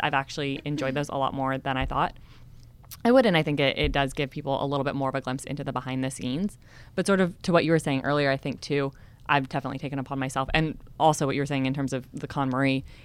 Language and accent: English; California, United States; I just moved to San Diego 6 months ago and I despite growing up in California